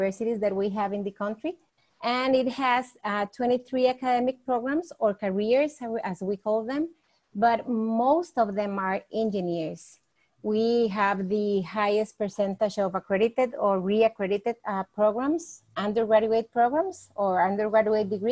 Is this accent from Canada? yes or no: no; Costa Rica; I am from Costa Rica